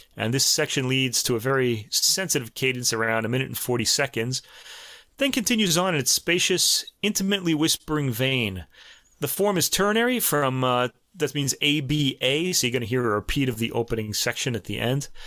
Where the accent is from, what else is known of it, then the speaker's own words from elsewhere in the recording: New York, United States; accent: New York; my New York accent?